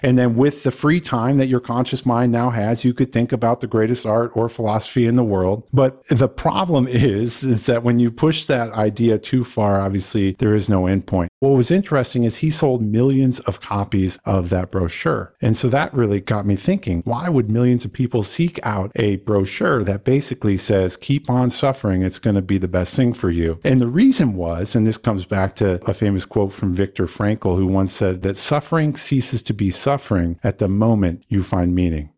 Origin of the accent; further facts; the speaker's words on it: Iowa, United States; I was born and raised in Iowa